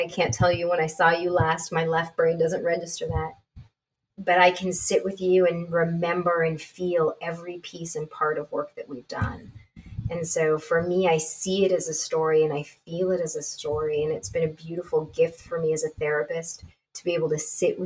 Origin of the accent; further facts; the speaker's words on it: Canada; I'm Canadian